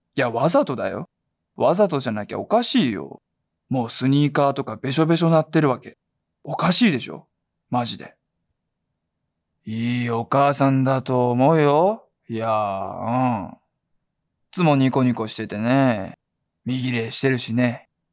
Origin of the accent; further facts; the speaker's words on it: Fukuoka, Japan; 福岡で、僕福岡なんですけど、はいはい、シャバ像って言うんですよ